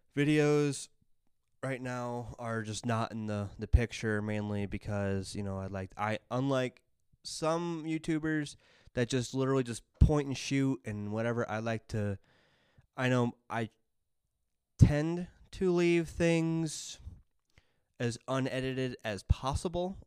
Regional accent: United States; being an American

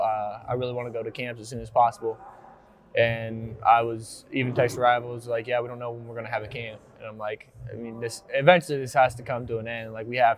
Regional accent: Marysville, Ohio, United States; It's my hometown

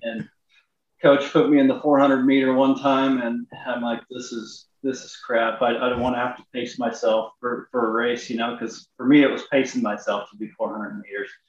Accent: Long Island, Kansas, United States; I'm from Long Island, Kansas

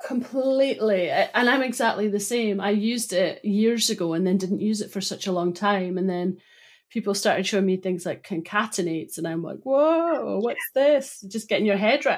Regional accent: Broughty Ferry, Scotland, United Kingdom; I grew up in Broughty Ferry

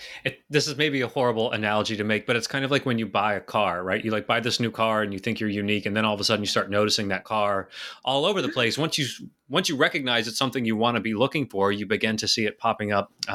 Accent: Texas, United States; I was born and raised in Texas. I was actually just there over this past weekend.

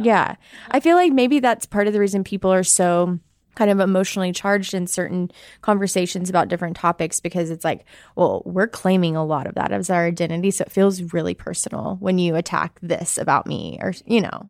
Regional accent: Arkansas, United States; I am a American. I'm from Arkansas.

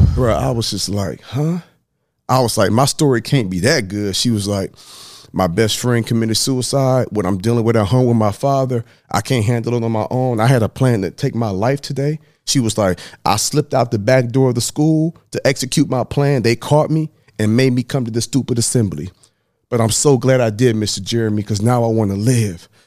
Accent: Dallas, Texas, United States; also born or lived in Huntsville; I was born in Dallas, Texas

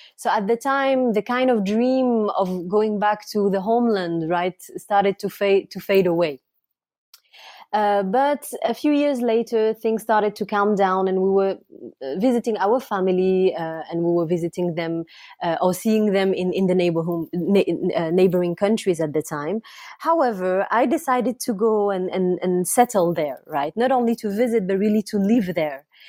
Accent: France; also born or lived in Iraq; I grew up in France. I'm, I'm the daughter of, um, a family of political exiles. My, my parent had to leave Iraq

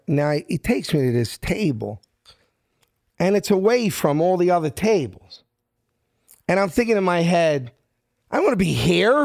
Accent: Philadelphia, Pennsylvania, United States; moved away as an adult; I'm from South Philly.

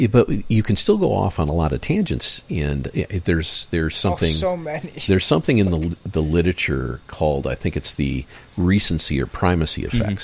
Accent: Michigan, United States; I grew up in Michigan.

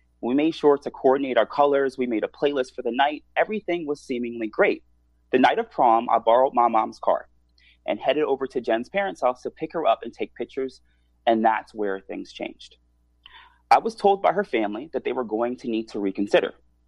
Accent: Washington, District of Columbia, United States; In DC.

